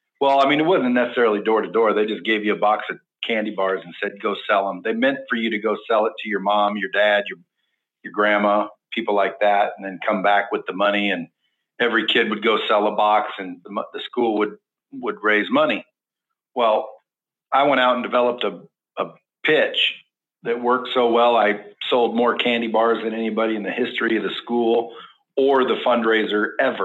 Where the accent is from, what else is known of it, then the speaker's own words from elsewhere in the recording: Cottage Grove, Oregon, United States; also born or lived in Eugene, Oregon; we grew up in a small town about 20 miles south called Cottage Grove.